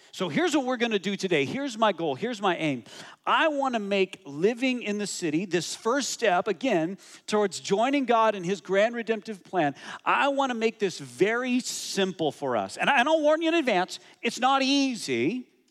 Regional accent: United States; I'm American

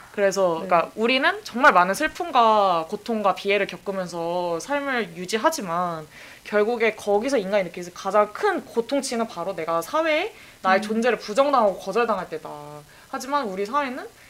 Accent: Incheon, South Korea; 제가 그 본가가 송도여가지고

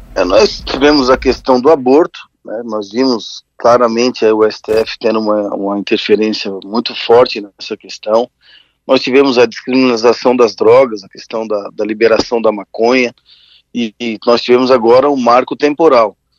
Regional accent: Criciúma, Santa Catarina, Brazil; Criciúma é, é, a minha cidade natal

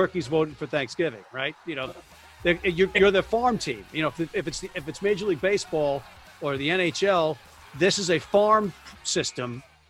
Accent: United States; As an American looking at this

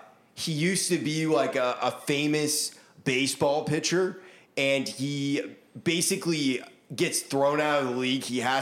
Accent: Maine, United States; now in Nashville, United States; growing up in Maine

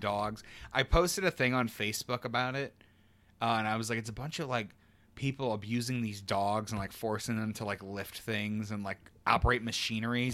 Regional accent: United States; being an American

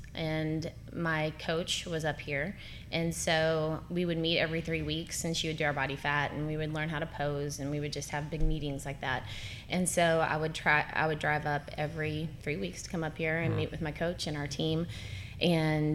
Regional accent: Paducah, Kentucky, United States; Paducah, Kentucky

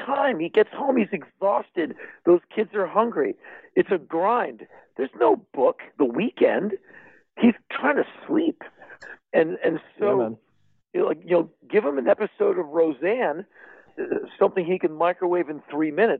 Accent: Washington, District of Columbia, United States; I come from Washington, D.C.

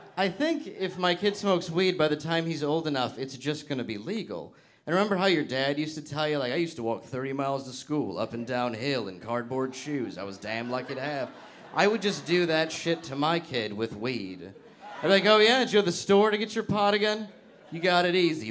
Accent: Detroit, Michigan, United States; I'm from Detroit, Michigan, originally.

